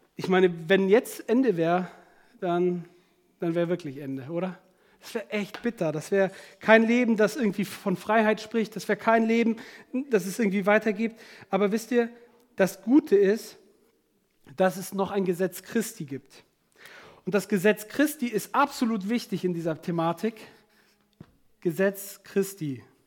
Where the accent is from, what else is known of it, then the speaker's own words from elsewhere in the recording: Germany; bei uns in Deutschland